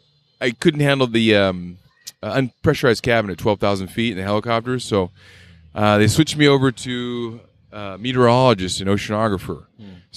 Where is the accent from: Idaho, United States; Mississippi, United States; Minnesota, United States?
Idaho, United States; Boise; moved away; I grew up in Boise, Idaho.